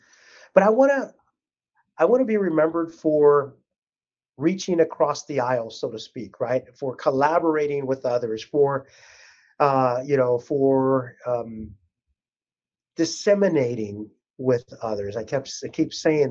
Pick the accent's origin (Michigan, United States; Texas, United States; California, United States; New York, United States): Texas, United States; South; I grew up down in South Texas